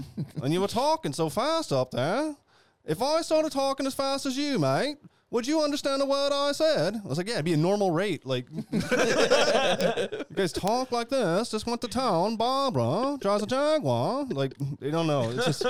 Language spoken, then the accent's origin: English; Munster, Ireland; now in Cork, Ireland; Kerry man living in Cork. Like, oh my gosh. You see, the boys were taking a piss out of me. They found out I'm from Kerry. North Kerry, no less.